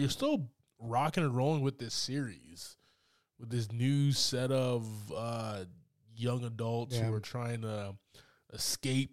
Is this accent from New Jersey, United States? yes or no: yes; New Jersey, United States; moved away; I grew up in Jersey